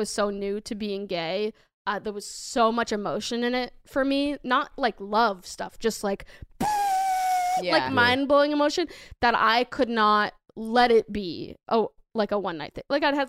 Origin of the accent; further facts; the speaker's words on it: Massachusetts, United States; I'm from Massachusetts, big Sox fan.